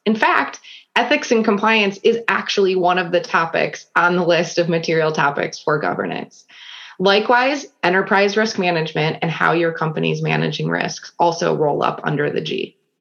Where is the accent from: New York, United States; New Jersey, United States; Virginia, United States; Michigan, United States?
Michigan, United States; Grosse Pointe; also born or lived in Granville, Ohio; now in Cleveland, United States; I grew up in Grosse Pointe, Michigan, which is a suburb of Detroit